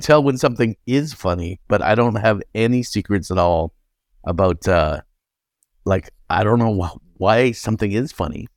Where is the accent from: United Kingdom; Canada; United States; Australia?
Canada; I'm Canadian